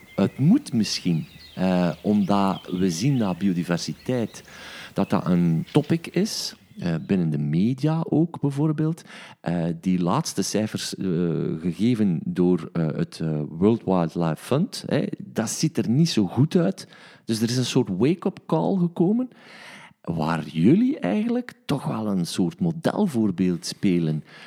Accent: East Flanders, Belgium; ik ben van Oost-Vlaanderen.

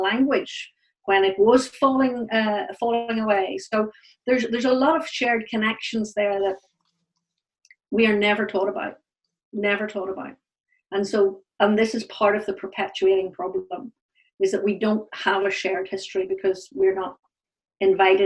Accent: Northern Ireland, United Kingdom; the Northern Ireland Protestant is actually the lost tribe of Israel, you know, because essentially nobody else wants us

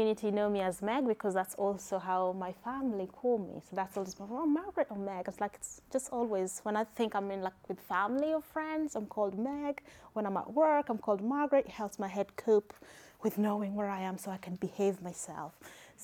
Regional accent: Kenya; accent: Kenyan; now in United Kingdom; I am Kenyan

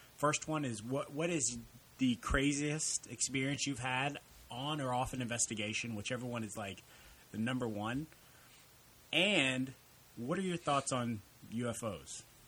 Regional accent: El Campo, Texas, United States; I grew up in El Campo

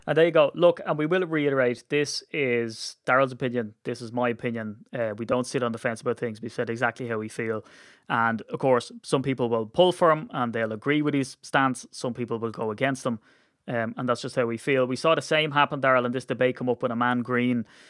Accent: Ireland; we're Irish

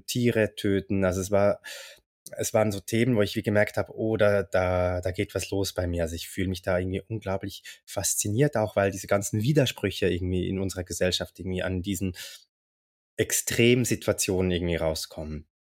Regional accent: Zurich, Switzerland; ich komme aus Zürich

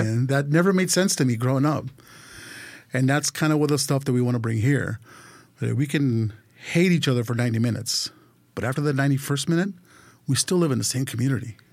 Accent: California, United States; born or raised there; also born or lived in Mexico City, Mexico

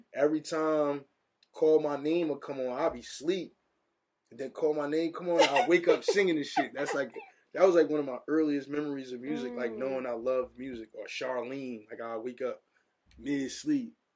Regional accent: Paterson, New Jersey, United States; I'm from Patterson, New Jersey

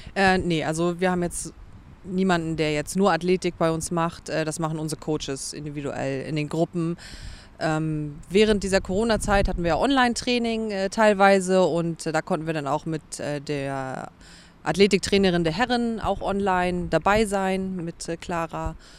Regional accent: Schönberg, Mecklenburg-Vorpommern, Germany; moved away as an adult; now in Hamburg, Germany; Ursprünglich komme ich aus Mecklenburg-Vorpommern

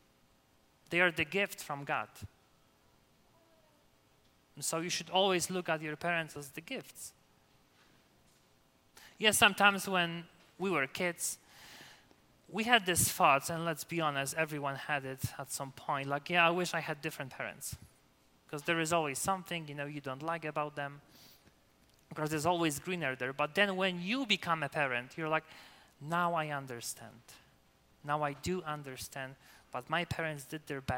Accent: Poland; English is a second language; moved away as an adult; also born or lived in Michigan; now in Denver, United States; I will be the best Polish seminarian, you know, with my English

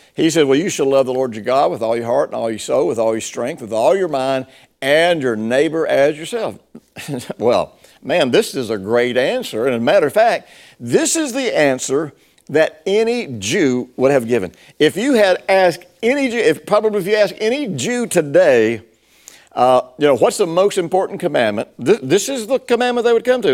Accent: Tennessee, United States; I grew up in Tennessee and, uh, in the fifties and sixties.

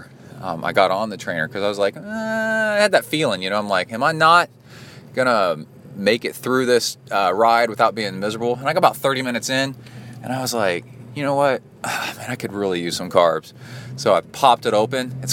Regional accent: Texas, United States; also born or lived in Cincinnati, Ohio; my parents for moving to Texas and raising me in Texas, because now I'm stuck in Texas.

